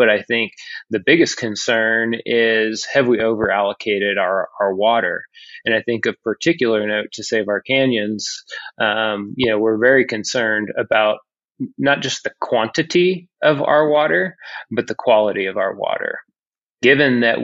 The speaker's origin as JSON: {"language": "English", "region": "Utah", "country": "United States", "tie": "born or raised there", "said": "as a lifelong Utahn"}